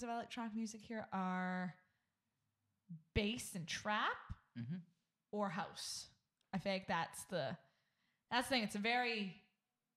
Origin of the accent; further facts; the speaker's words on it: Vancouver, British Columbia, Canada; I'm from Vancouver.